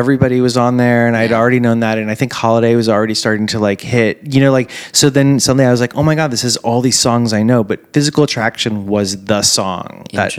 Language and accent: English; Miami, Florida, United States; I grew up in Miami